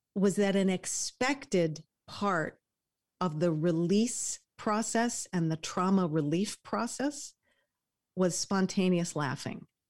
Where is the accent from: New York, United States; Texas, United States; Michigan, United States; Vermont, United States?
New York, United States; moved away; I'm a New Yorker